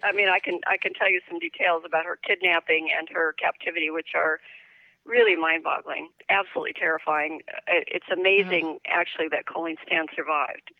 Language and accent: English; Northern California, United States; moved away as an adult; also born or lived in New Mexico / New York / Washington, D.C. / Tokyo; now in Florida, United States; I was raised in California, but I have roots in New Mexico